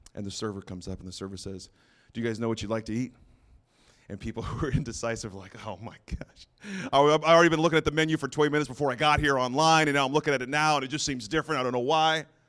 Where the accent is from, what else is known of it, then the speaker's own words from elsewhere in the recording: San Antonio, Texas, United States; also born or lived in Santa Fe, New Mexico; I was born in Santa Fe, New Mexico, lived in New Mexico until I was around nine or ten, and then we moved to San Antonio, Texas. So I did a lot of my growing and learning and a lot of my mistakes in Texas